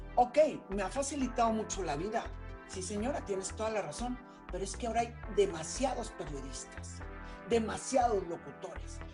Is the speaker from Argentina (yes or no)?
no; Mexico; moved away; also born or lived in Nicaragua / Spain; no creyeron en mí en mi país, no creyeron en mí en México